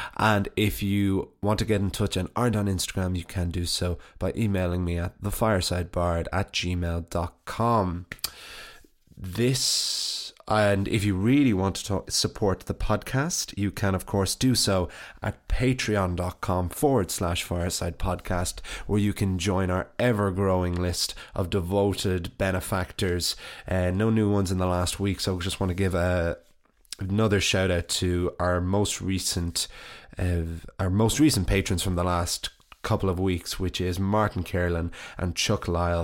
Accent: Wicklow, County Wicklow, Ireland; moved away as an adult; now in Dublin, Ireland; my hometown

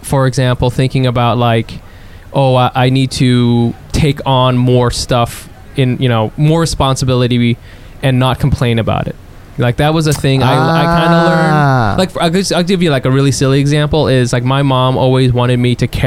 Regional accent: Texas, United States; I'm from Texas, so as a Texan

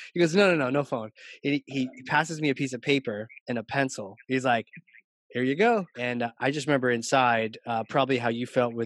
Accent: Norfolk, Virginia Beach area, United States; I was born in Virginia too.

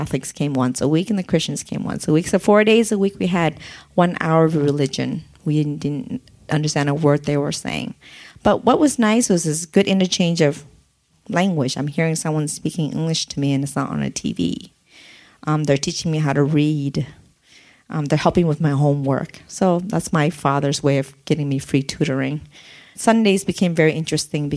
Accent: San Diego, California, United States; English is a second language; also born or lived in Oregon / Olympia, Washington; I grew up in San Diego. I grew up in City Heights area

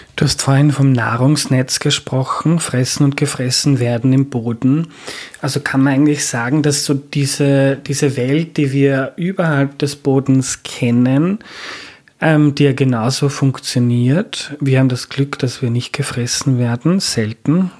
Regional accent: Austria; bei uns in Österreich

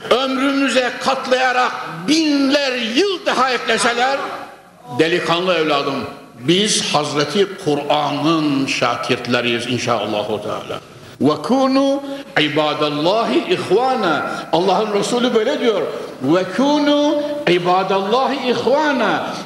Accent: Konya, Turkey; born there; Konya'da şu haykırılan ezan sesleri içerisinde doğmuşuz

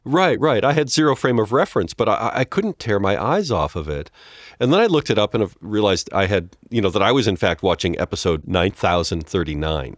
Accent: United States; American television

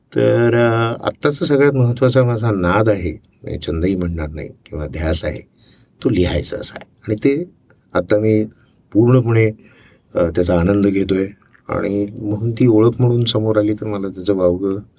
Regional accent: Thane, Maharashtra, India; also born or lived in Amravati; now in Pune, India; मी तसं वाढलो नानाचा मोठा झालो शिकलो वगैरे ठाण्याला आता जरी मी पुणेकर असलो तरी पण माझा जन्म आहे अमरावतीचा

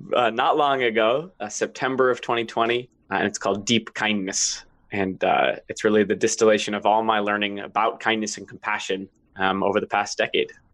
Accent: Washington, United States; also born or lived in Maine; I grew up in Washington.

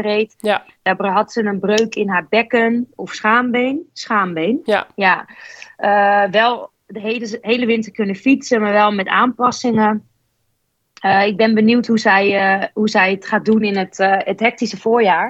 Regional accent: Netherlands; als Nederlandse

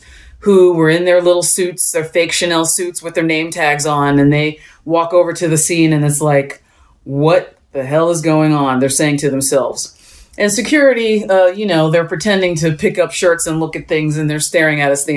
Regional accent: Allentown, Pennsylvania, United States; I grew up in Allentown, Pennsylvania

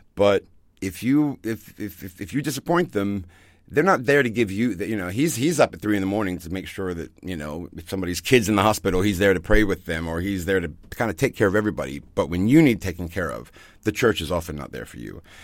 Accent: Virginia, United States; moved away as an adult; also born or lived in Ibiza, Spain; now in Germany; I grew up in Virginia, um, in the southern part of the United States

